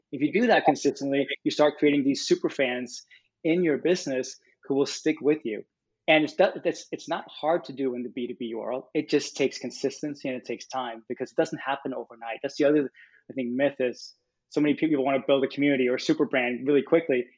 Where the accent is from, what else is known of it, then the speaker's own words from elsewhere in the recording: Copenhagen, Capital Region of Denmark, Denmark; moved away as an adult; also born or lived in California; I'm from Copenhagen, Denmark